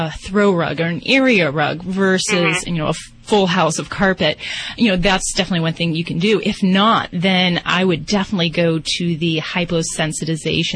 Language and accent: English; Indiana, United States; moved away; I'm from Indiana myself